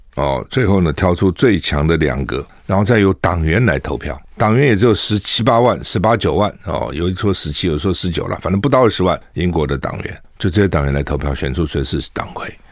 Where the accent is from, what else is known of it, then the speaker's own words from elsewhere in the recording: Taiwan; 我们台湾人